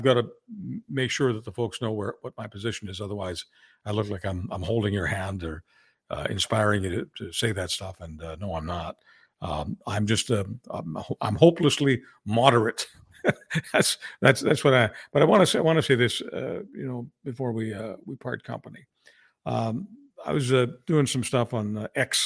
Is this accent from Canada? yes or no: yes; Canada; As a Canadian